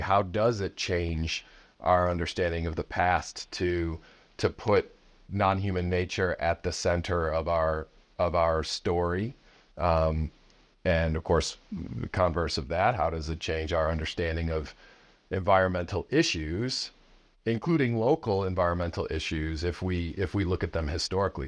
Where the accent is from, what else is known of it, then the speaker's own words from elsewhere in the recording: outside of Chicago, Illinois, United States; I grew up outside of Chicago